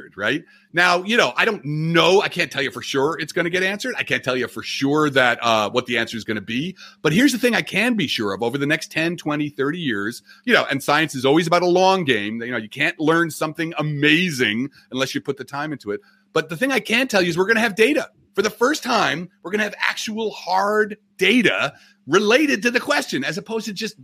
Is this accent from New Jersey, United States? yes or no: yes; New Jersey, United States; I'm from Jersey, as you can, you know, New York Mets here, you know, I'm tri-state ethnic